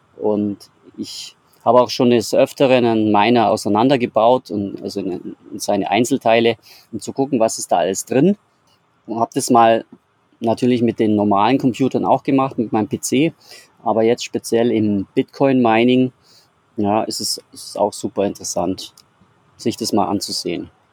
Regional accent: Bavaria, Germany; ich komme aus Bayern

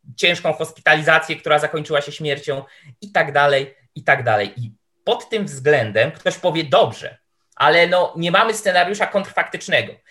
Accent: Tomaszów Mazowiecki, Łódź Voivodeship, Poland; ja pochodzę, to jest moje rodzinne miasto, pochodzę z Tomaszowa Mazowieckiego

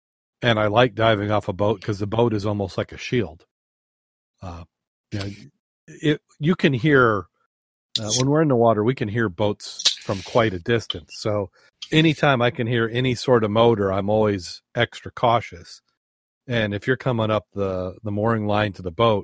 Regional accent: Berrien Springs, Michigan, United States; that's by the dam in Berrien Springs, which, yeah, now that's my hometown here

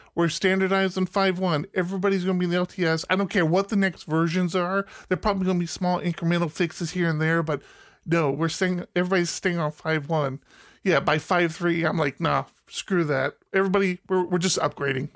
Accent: United States; moved away; I grew up outside of, uh, D C

